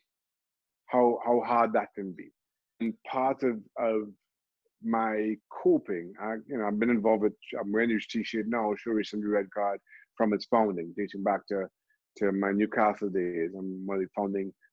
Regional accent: Trinidad & Tobago; I grew up in Trinidad and Tobago. I'm from a small country

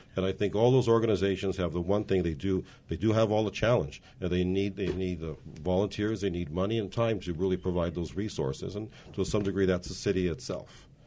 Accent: Montebello, California, United States; now in Whittier, United States; I was a born and raised in Montebello, and there attended Montebello Public Schools

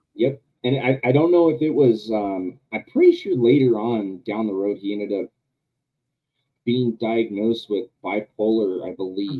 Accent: Southern California, United States; also born or lived in Yucaipa, California; Well, I'm from Southern California. I live an hour and a half away from San Diego.

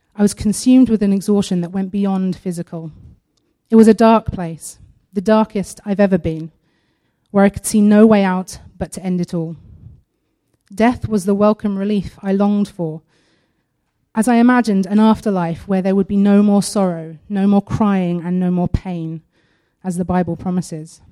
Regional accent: United Kingdom

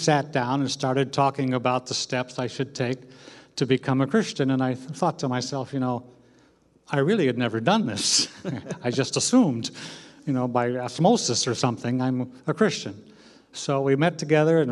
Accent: Wheaton, Illinois, United States; I grew up in Wheaton, Illinois, home of Wheaton College

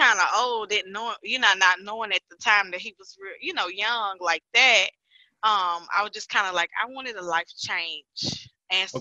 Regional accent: Chattanooga, Tennessee, United States; I am from Chattanooga, Tennessee. Born and raised here.

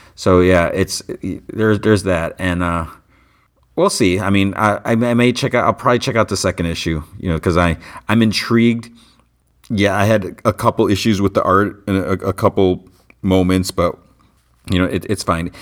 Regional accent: United States; I was born in the United States

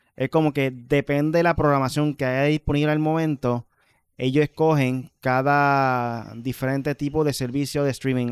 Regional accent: Puerto Rico

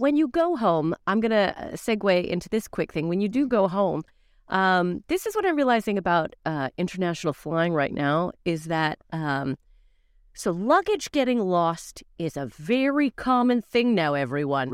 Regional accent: Calgary, Alberta, Canada; now in United Kingdom; I was in my home city of Calgary

